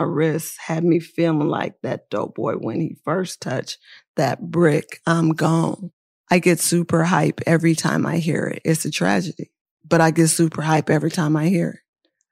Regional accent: Oakland, California, United States; also born or lived in New York; now in Los Angeles, United States; I'm not just from Oakland, I'm from East Oakland

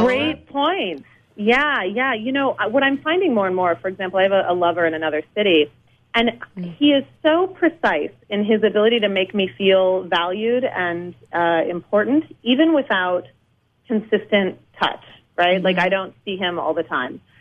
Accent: New Orleans, Louisiana, United States; also born or lived in New York; now in Los Angeles, United States; I live here. Yeah, I'm from New Orleans

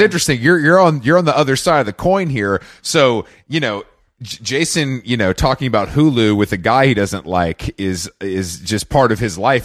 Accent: Atlanta, Georgia, United States; moved away; also born or lived in New York; I'm from Atlanta

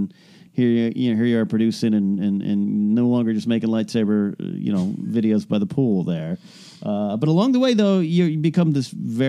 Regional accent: Arroyo Grande, California, United States; when I was in my hometown in Arroyo Grande, San Luis Obispo

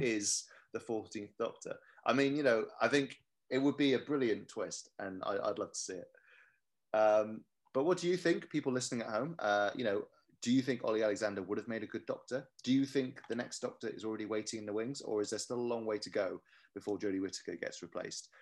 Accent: Cardiff, Wales, United Kingdom; I'm from Cardiff. I love Cardiff

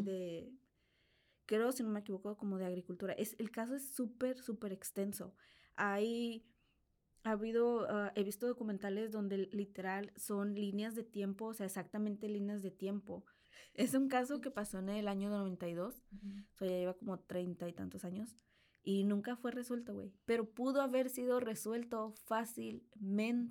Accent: Piedras Negras, Coahuila, Mexico; de donde yo soy originalmente, que es Piedras Negras, Coahuila

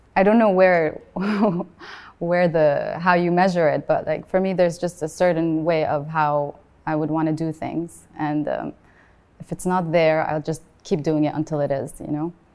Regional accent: Beirut, Beirut Governorate, Lebanon; also born or lived in Sharjah, United Arab Emirates; now in United Arab Emirates; I was born in Sharjah and I lived there for the first eight years of my life, and then I moved to Beirut and I grew up in Beirut

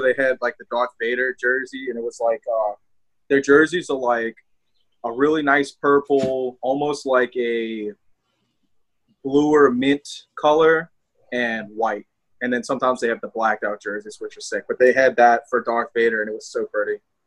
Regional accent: the South, United States; accent: southern twang; I have a southern twang

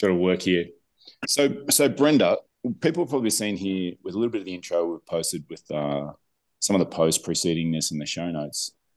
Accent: Melbourne, Victoria, Australia; moved away; Melbourne, in Australia, my hometown

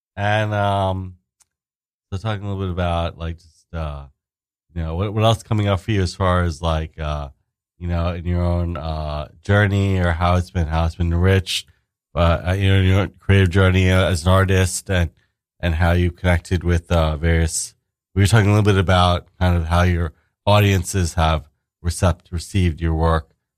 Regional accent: New York City, New York, United States; moved away; also born or lived in New Jersey / Queens / Brooklyn; I grew up in Staten Island actually myself.

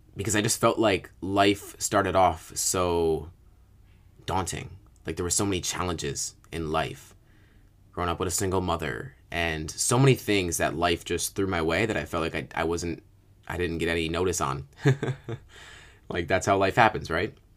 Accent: upstate New York, United States; also born or lived in Virginia; at about two years old, uh, my mother and father got divorced. We moved from Virginia to upstate New York.

